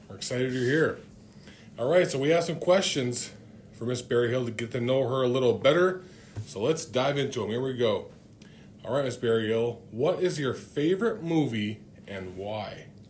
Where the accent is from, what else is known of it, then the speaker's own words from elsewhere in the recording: Cloquet, Minnesota, United States; now in Grand Rapids, United States; I'm from Cloquet